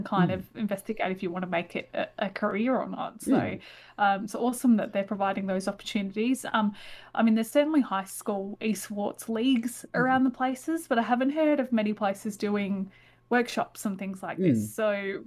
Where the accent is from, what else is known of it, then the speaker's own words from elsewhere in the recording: Adelaide, South Australia, Australia; I'm from Adelaide